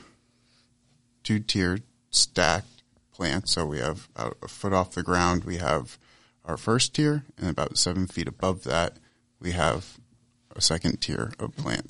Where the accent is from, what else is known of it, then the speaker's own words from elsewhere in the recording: Central Massachusetts, United States; Yeah, I grew up in Central Mass.